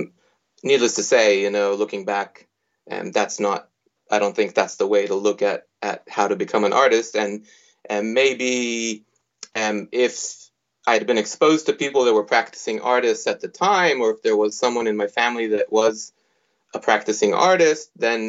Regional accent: Israel; moved away as an adult; also born or lived in United States; now in Sydney, Australia; I was born in the United States. I grew up in Israel until the age of 21, at which point I migrated to Australia and started started practicing art or studying art, doing my undergraduate degree in Sydney.

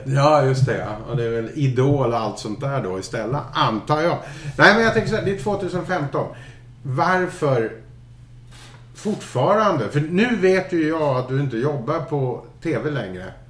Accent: Scotland, United Kingdom; moved away; men jag kommer ju från Skottland

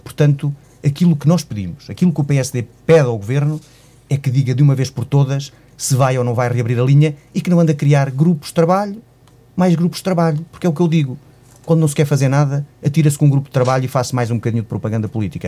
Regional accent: Figueira de Castelo Rodrigo, Guarda, Portugal; eu sou natural de Figueira de Castelo Rodrigo

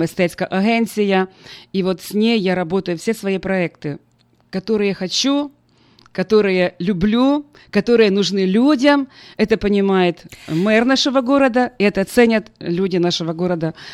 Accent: Ukraine; moved away as an adult; also born or lived in United States; моего родного города, моей страны Украины и теперь Америки

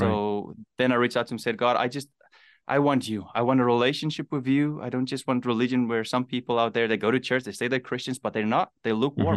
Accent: South Africa; born or raised there; also born or lived in Namibia

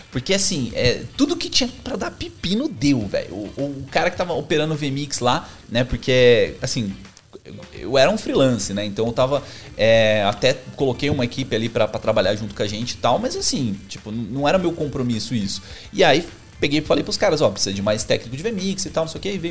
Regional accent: Campinas, São Paulo, Brazil; now in São Paulo, Brazil; Eu, eu vim de Campinas para São Paulo pensando que ia conseguir um monte de oportunidades.

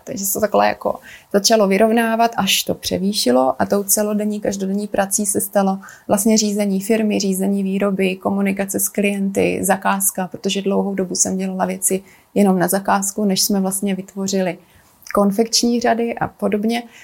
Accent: South Moravian Region, Czechia; also born or lived in Italy / Japan; now in Prague, Czechia; Narodila jsem se a vlastně strávila jsem dětství na Jižní Moravě

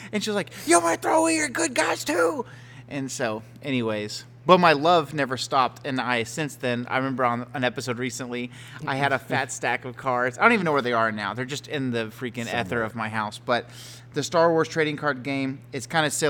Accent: Houston, Texas, United States; I'm from Houston

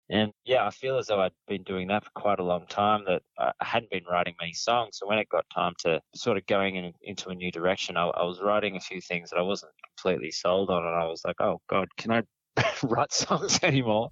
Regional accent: Yass, New South Wales, Australia; moved away as an adult; also born or lived in Snowy Mountains; now in Melbourne, Australia; I grew up sort of near Yass, about an hour away from Goulburn

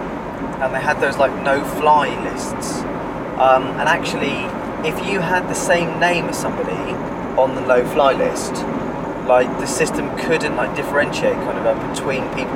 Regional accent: United Kingdom; I happened to be born here

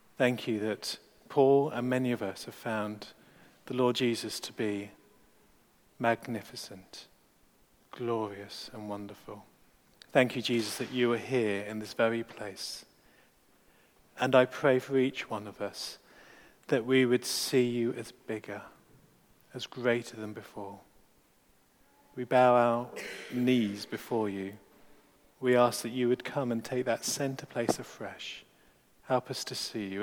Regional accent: India; moved away; from my home country

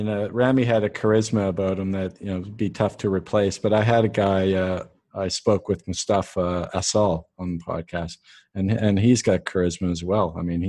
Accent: Canada; I'm Canadian

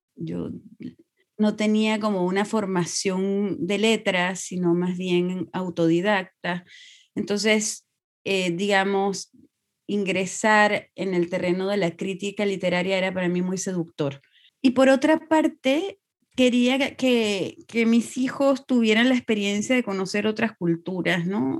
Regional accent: Venezuela; moved away as an adult; also born or lived in Bolivia; now in Eugene, United States; todos nacimos en Venezuela, porque mis padres salieron por razones políticas de Bolivia el 71 y estuvieron en Venezuela muchos años

